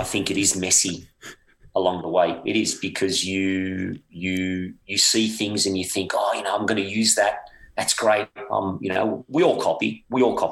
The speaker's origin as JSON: {"language": "English", "country": "Australia", "tie": "born or raised there", "moved": "as an adult", "said": "growing up in Australia"}